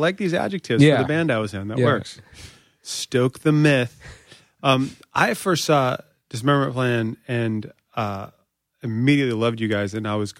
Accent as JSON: {"language": "English", "town": "Springfield", "region": "Virginia", "country": "United States", "said": "Yeah, I'm from Springfield, so."}